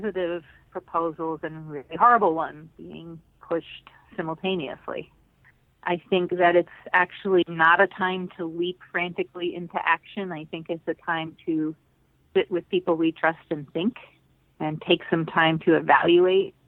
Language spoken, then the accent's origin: English; Puerto Rico; I was born in Puerto Rico, the child of blacklisted communists. I grew up on a farm in the remote part of the island